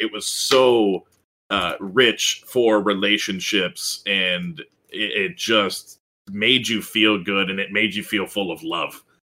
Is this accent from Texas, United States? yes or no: yes; Texas, United States; I grew up in Texas.